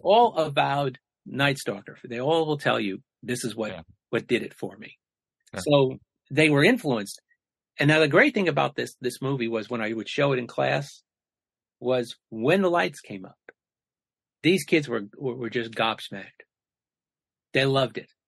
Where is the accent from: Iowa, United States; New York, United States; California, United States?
New York, United States; the New York area, United States; I grew up in the New York area